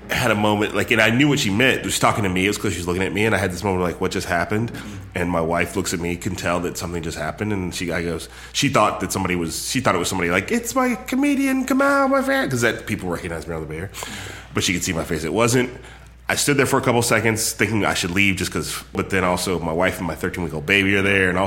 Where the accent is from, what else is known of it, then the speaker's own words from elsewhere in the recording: Palo Alto, California, United States; born there; I was born in Palo Alto. I just didn't grow up out here.